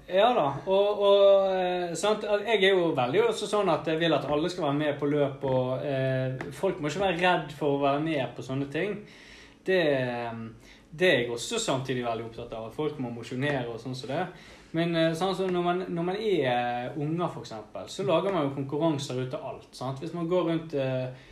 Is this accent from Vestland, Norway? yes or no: yes; Bergen, Vestland, Norway; vi er jo fra Bergen